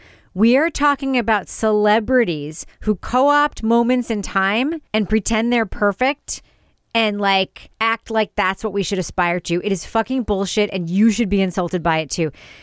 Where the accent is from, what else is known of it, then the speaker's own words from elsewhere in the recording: Freeport, New York, United States; I am from Freeport, Long Island, which is a few towns over from Levittown, Long Island.